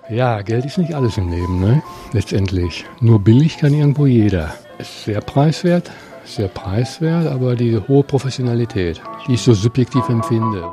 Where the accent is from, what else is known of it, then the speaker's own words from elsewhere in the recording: Germany; moved away; als Deutscher